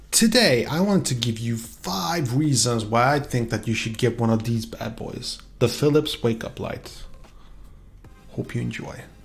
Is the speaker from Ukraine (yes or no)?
no; Sweden; English is a second language; i am from Sweden